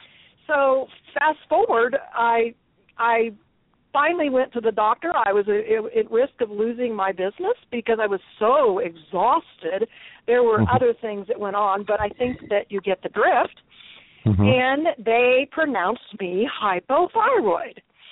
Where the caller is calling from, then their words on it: Texas, United States; I am in two places, but right now I'm in Texas.